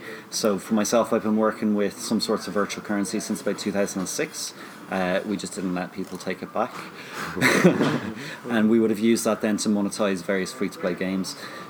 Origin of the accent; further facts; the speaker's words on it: Dublin, Leinster, Ireland; I'm from Dublin here, I want to stay here.